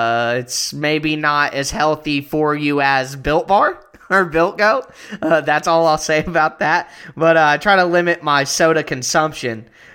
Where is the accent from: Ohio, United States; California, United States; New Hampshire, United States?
Ohio, United States; I am from Ohio